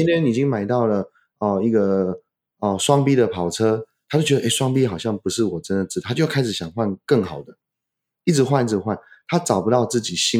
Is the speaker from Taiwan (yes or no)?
no; China; 我们中国人最强调叫家训、